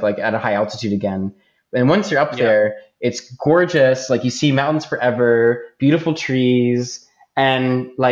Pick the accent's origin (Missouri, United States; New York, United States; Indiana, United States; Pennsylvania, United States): Pennsylvania, United States; Philadelphia; moved away as an adult; also born or lived in Michigan; now in Vancouver, Canada; I was born in Philadelphia